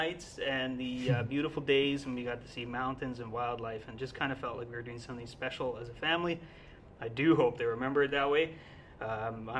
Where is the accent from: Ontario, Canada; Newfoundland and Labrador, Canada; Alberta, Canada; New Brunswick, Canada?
Newfoundland and Labrador, Canada; now in Manitoba, Canada; I was born and raised in Newfoundland.